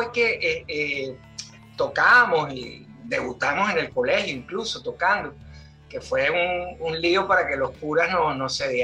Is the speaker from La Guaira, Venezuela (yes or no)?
no; Altamira, Miranda, Venezuela; Pero sí, mi, mi infancia y mi adolescencia transcurrió en Altamira.